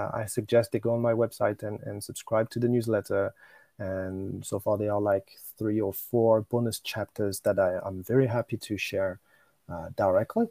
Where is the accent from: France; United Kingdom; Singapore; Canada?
France; Normandy; accent: French; English is a second language; moved away as an adult; also born or lived in China / Japan; now in Tokyo, Japan; I was born in Normandy in France, and I stayed there until I was 21